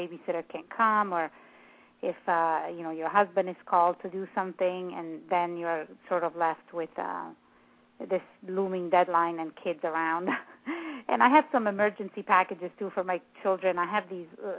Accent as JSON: {"language": "English", "country": "Italy", "second_language": "English", "moved": "yes", "said": "I'm from Italy"}